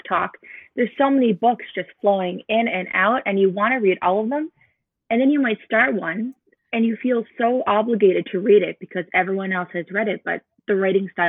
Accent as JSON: {"language": "English", "region": "Newfoundland and Labrador", "country": "Canada", "moved": "as an adult", "lives_now": "Edmonton, Canada", "said": "I'm originally from Newfoundland. I moved to Alberta about a year ago"}